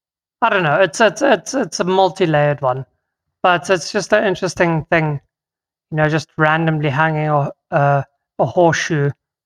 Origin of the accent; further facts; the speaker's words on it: South Africa; first language Afrikaans; English is a second language; My native tongue of Afrikaans, jacaranda.